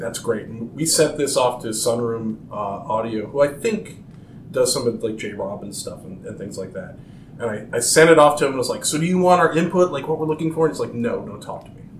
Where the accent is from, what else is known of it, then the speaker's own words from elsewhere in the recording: Maryland, United States; also born or lived in Chicago, Illinois; I'm originally from Chicago. I, I moved here uh, in the, the very early '90s. Um, my so all my formative years were, were here in Maryland